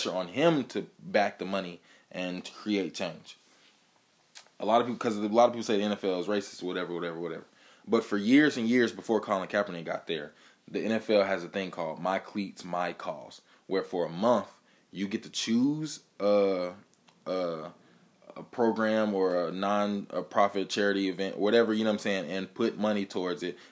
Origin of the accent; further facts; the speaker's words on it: Atlanta, Georgia, United States; I grew up in Atlanta.